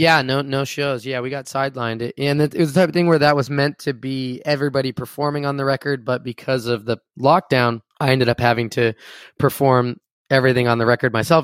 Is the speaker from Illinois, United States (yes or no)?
no; Enumclaw, Washington, United States; moved away as an adult; also born or lived in Tacoma, Washington / Seattle, Washington; now in Los Angeles, United States; I'm from a small town called Enum Claw, Washington